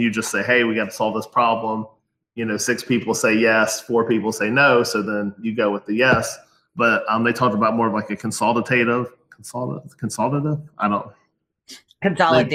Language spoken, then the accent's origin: English; Ohio, United States; I'm from Ohio, the great state of Ohio